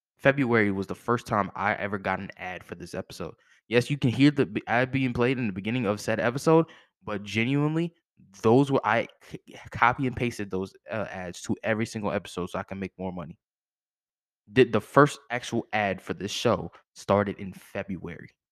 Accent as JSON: {"language": "English", "town": "Fredericksburg", "region": "Virginia", "country": "United States", "tie": "born or raised there", "said": "my hometown, Fredericksburg, Virginia, shout out to the five five oh."}